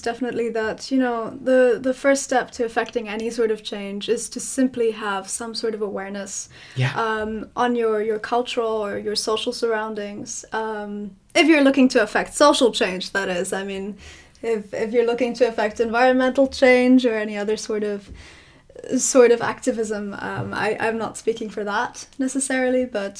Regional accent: South Africa; also born or lived in Ireland; now in Belgium; You know, I grew up in South Africa for a little bit. I moved to Ireland. My mother was German. I am living in Belgium now.

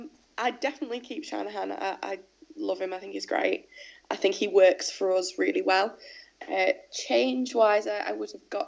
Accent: England, United Kingdom; accent: English

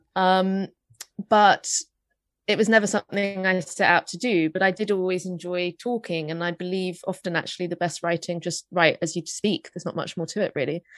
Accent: London, United Kingdom; I grew up in North London.

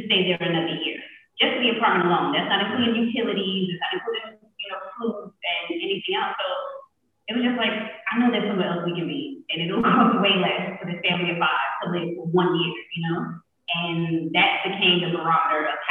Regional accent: New York, United States; moved away as an adult; also born or lived in Georgia / Netherlands; I'm from New York

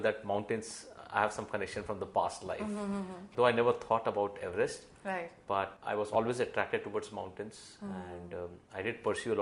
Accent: Mumbai, Maharashtra, India; I grew up in the western suburbs of Mumbai

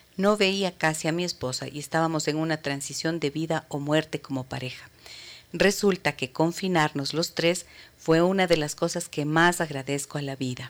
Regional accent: Imbabura, Ecuador; Imbabura, ¿no? A mi tierra

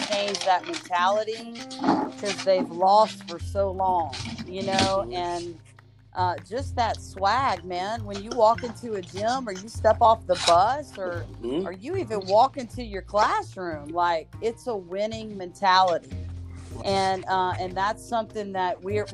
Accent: South Louisiana, United States; I'm a South Louisiana girl

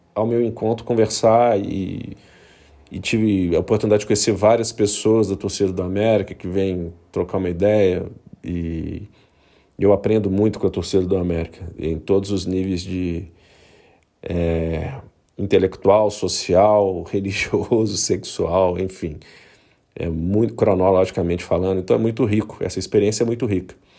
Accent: Belo Horizonte, Minas Gerais, Brazil; eu sou natural de Belo Horizonte

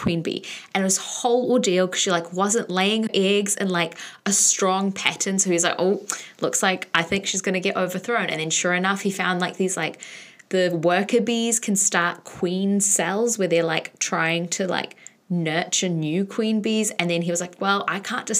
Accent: New Zealand; a Kiwi Swiftie

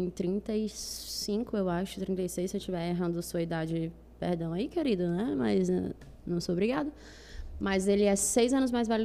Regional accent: Fortaleza, Ceará, Brazil; Fortaleza? é? Eu sou do Benficers.

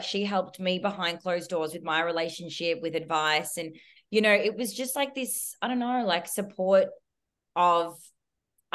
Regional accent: Melbourne, Victoria, Australia; I'm from Melbourne

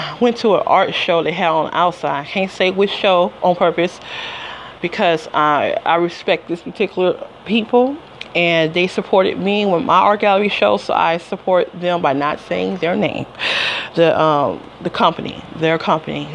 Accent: Detroit, Michigan, United States; also born or lived in Las Vegas, Nevada / Georgia; now in New Jersey, United States; I'm from Detroit, Michigan originally

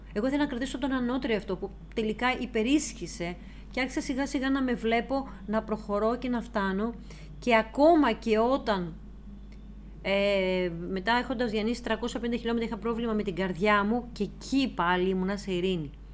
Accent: Greece; ως Ελληνίδα

